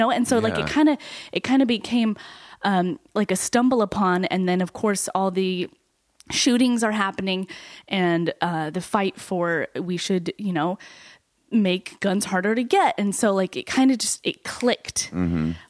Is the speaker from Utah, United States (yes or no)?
yes; Utah, United States; now in New York, United States; I'm from Utah.